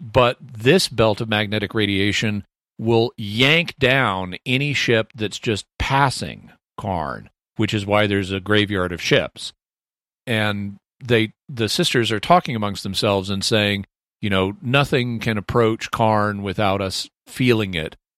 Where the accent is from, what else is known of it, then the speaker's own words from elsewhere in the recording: United States; also born or lived in Texas / Arkansas; I'm from Texas and Arkansas